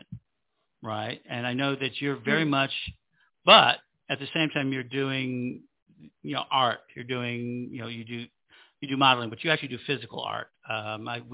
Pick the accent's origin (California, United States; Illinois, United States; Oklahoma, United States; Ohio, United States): Illinois, United States; Chicago; I'm from Chicago, so I was very fortunate that we had a lot of culture